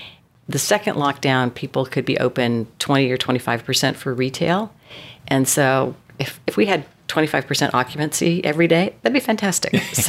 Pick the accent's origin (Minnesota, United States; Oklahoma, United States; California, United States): California, United States; San Diego; also born or lived in Los Angeles, United States; now in Carlsbad, United States; I grew up in San Diego, so we started looking in North County and found this place, found Carlsbad, which we love.